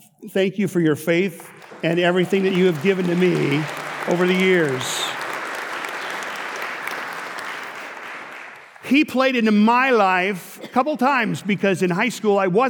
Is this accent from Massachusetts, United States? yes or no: no; Minnesota, United States; I grew up in Minnesota